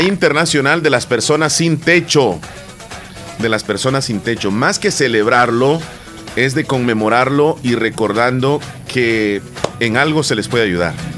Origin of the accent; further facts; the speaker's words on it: El Salvador; nuestro eh, digamos, lenguaje coloquial de los salvadoreños